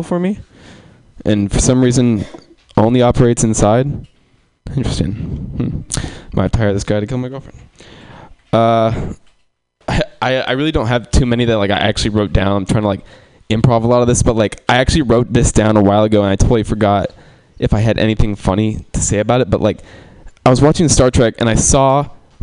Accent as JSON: {"language": "English", "town": "Sacramento", "region": "California", "country": "United States", "tie": "born or raised there", "said": "I'm from Sacramento"}